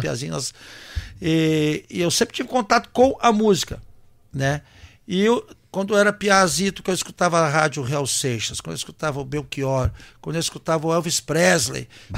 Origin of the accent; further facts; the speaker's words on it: Santa Cruz do Sul, Rio Grande do Sul, Brazil; moved away as an adult; also born or lived in São Leopoldo; Sou natural de Santa Cruz do Sul. Colônia, plantador de fumo. Né? Eu me criei ah, sempre indo para a colônia